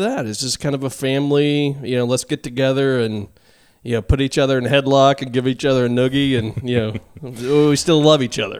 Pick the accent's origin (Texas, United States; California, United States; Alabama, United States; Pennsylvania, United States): Texas, United States; as a Texan